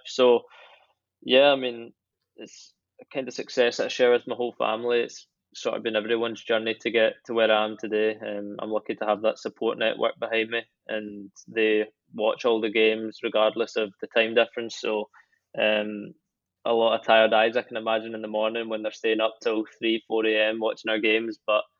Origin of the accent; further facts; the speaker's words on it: Scotland, United Kingdom; you couldn't have picked a further place away from Scotland with regards to everything, weather, all that sort of stuff. So, no, I mean, childhood growing up was